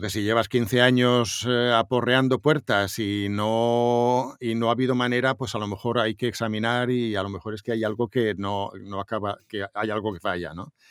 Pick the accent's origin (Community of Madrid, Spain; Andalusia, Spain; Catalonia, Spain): Catalonia, Spain; Montornès del Vallès; entro en la emisora municipal de Montornés, de mi pueblo